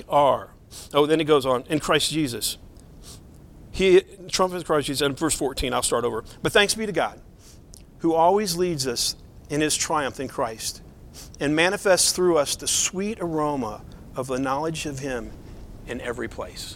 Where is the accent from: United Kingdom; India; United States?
United States; Southeast; moved away; I'm from the Southeast